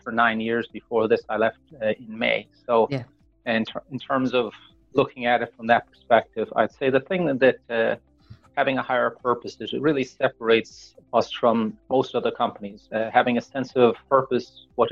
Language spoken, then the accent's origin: English; Tipperary, Munster, Ireland; moved away as an adult; also born or lived in Dublin, Ireland; now in Connecticut, United States; I spent most of my time in Tipperary. I grew up on a farm, which was a horse and chicken farm.